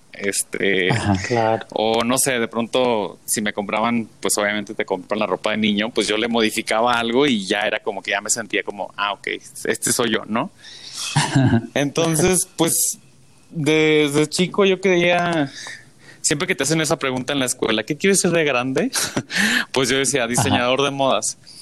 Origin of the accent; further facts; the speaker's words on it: Tijuana, Baja California, Mexico; yo soy de Tijuana